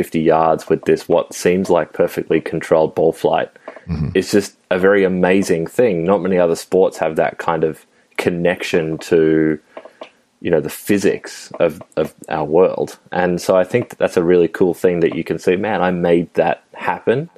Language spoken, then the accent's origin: English; Melbourne, Victoria, Australia; someone who grew up in Melbourne